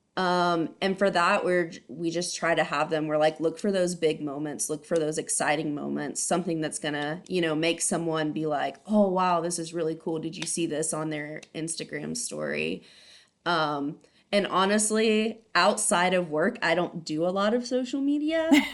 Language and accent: English; Ohio, United States; moved away as an adult; also born or lived in San Diego, California; now in Abilene, United States; I'm originally from Ohio